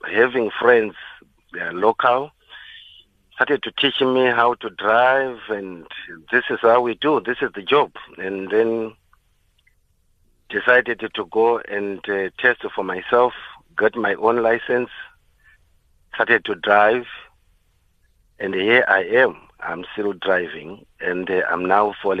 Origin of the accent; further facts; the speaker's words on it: Zimbabwe; moved away as an adult; now in South Africa; I was born in Zimbabwe